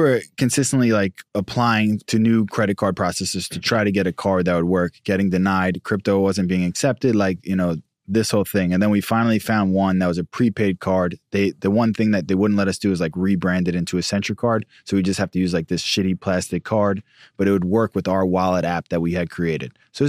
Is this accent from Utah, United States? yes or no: no; New York, United States; Like, I'm from New York, just like this ignorant kid.